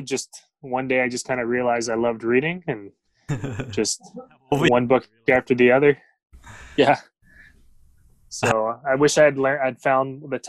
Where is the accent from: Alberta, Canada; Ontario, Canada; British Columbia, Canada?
British Columbia, Canada; Vancouver; also born or lived in Philippines; So I was born in Vancouver, but I grew up in the Philippines, probably about until I was like 5 or 6, and then came back here into Canada.